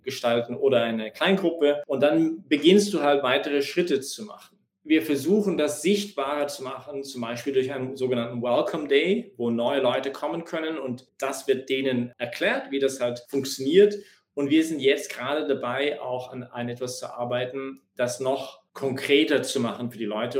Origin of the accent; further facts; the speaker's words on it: Canada; now in Vienna, Austria; ich gehe zurück nach Kanada, ich bin Kanadier, und füttere wieder meine Kühe